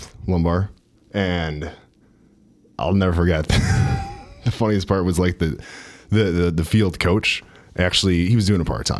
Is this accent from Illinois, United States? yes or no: yes; Park Ridge, Illinois, United States; I'm originally from the Chicago suburbs, Park Ridge